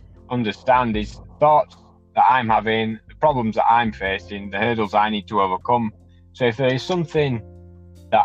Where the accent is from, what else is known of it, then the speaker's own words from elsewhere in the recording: Wakefield, Yorkshire and the Humber, United Kingdom; I am from Wakefield in the United Kingdom